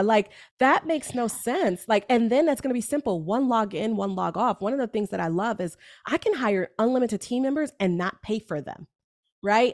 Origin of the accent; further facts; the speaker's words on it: New York, United States; I am a New Yorker